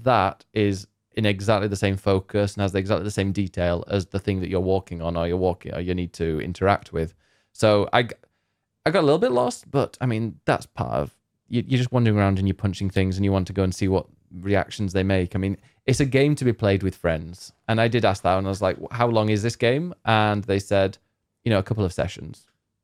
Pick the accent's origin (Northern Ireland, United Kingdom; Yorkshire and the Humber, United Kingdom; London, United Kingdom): Yorkshire and the Humber, United Kingdom; Barnsley; I'm from Barnsley.